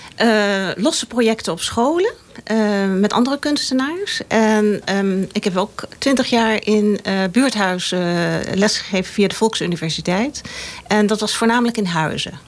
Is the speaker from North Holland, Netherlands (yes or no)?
yes; Laren, North Holland, Netherlands; Hier in Laren, op de Tafelbergweg